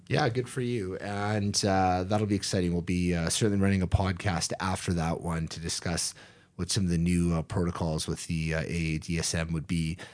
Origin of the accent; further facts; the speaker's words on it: Canada; being a Canadian